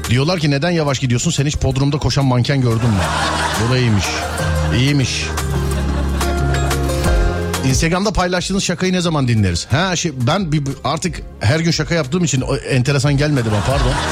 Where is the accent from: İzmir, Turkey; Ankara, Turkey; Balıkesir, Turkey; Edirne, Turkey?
Balıkesir, Turkey; Edremit; Balıkesir Edremit.